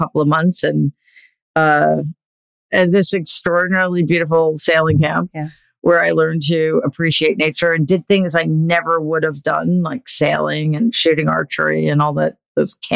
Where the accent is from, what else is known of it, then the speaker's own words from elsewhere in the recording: New York City, New York, United States; growing up in Jamaica, Queens